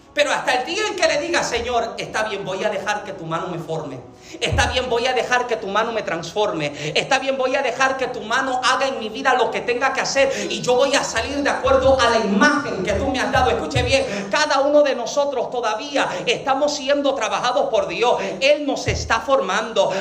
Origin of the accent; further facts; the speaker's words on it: Puerto Rico; yo soy boricua